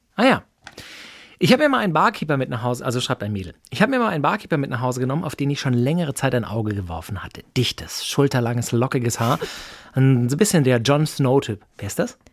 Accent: Böblingen, Baden-Württemberg, Germany; ich bin in Böbling geboren

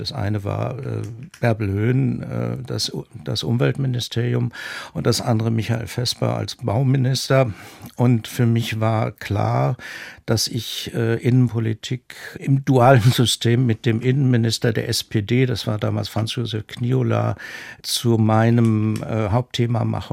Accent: Esslingen, Baden-Württemberg, Germany; moved away as an adult; also born or lived in Rhineland / Bonn / North Rhine-Westphalia; von Esslingen, wo ich aufgewachsen bin

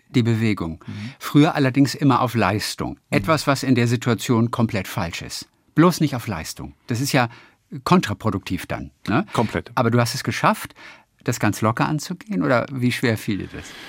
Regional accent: Lübeck, Schleswig-Holstein, Germany; Lübeck, das ist meine Heimatstadt

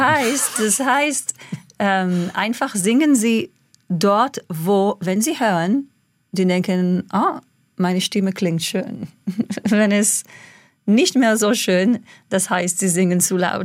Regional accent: Israel; German is a second language; moved away; also born or lived in England; ich als Kind in Israel

